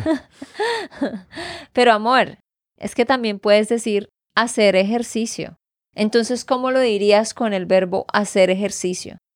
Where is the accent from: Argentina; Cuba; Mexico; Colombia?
Colombia; Santander; de Santander, Colombia.